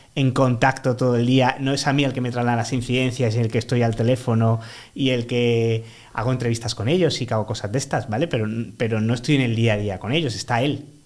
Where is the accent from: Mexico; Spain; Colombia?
Spain; Málaga, Andalusia; now in Madrid, Spain; yo soy un chico malagueño de 35 años